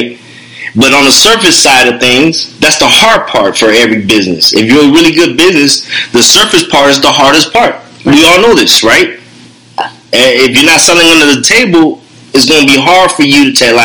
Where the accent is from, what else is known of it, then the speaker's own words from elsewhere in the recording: United States; as an American